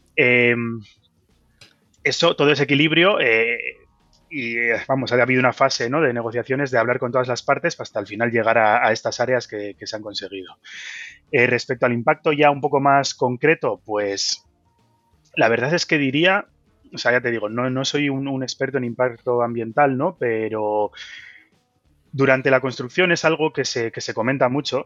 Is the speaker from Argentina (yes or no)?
no; Bilbao, Basque Country, Spain; yo soy de Bilbao